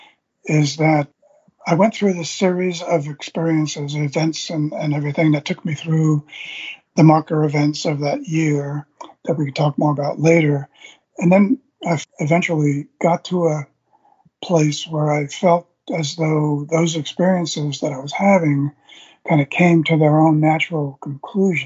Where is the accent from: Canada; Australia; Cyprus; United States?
United States; Long Island, New York; moved away; my hometown in Long Island, right on the Long Island Sound